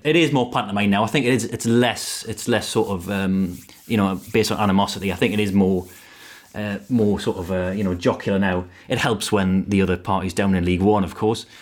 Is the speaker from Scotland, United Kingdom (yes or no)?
no; Northumberland, North East England, United Kingdom; I'm from Northumberland